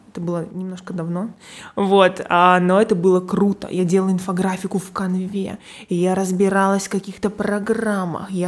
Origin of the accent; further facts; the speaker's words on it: Perm, Perm Krai, Russia; moved away as an adult; now in Moscow, Russia; Из Перми.